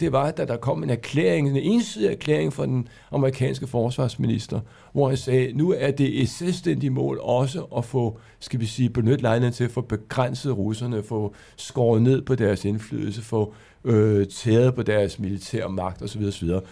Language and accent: Danish; Denmark; vi er mange danskere